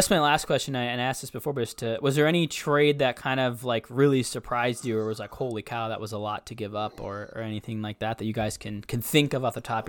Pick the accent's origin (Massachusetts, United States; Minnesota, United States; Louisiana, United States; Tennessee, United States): Minnesota, United States; as a Minnesotan